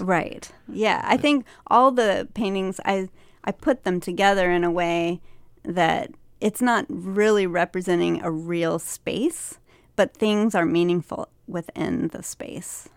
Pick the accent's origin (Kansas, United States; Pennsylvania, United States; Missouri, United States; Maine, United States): Missouri, United States; Liberty; I went to a small college in my hometown called William Jewell College